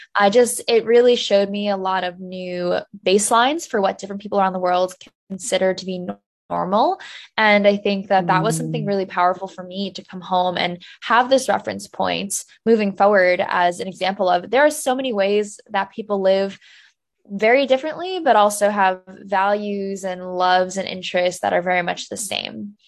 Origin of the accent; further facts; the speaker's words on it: New Jersey, United States; I grew up in New Jersey